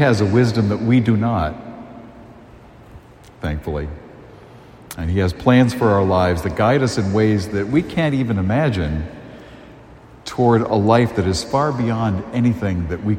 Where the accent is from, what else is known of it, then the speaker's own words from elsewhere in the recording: a town along the Cape Cod Canal, Massachusetts, United States; I was very blessed to grow up in a town that was it's right along the Cape Cod Canal